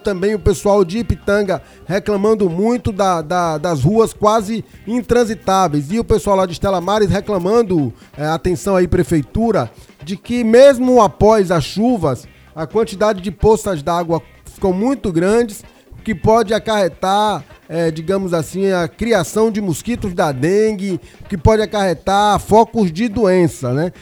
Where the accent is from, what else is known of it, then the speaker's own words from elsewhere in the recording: Ilhéus, Bahia, Brazil; Eu sou de uma região de muita Mata Atlântica, eu sou de Ilhéus